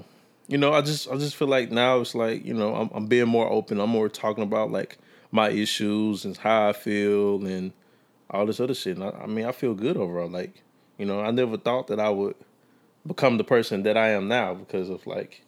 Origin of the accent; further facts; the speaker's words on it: Meridian, Mississippi, United States; I'm from Meridian.